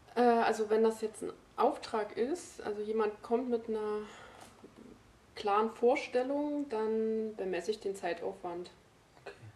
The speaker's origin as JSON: {"language": "German", "region": "Brandenburg", "country": "Germany", "also_born_or_lived": "Dresden", "moved": "yes", "lives_now": "Leipzig, Germany", "said": "ursprünglich komme ich aus Brandenburg"}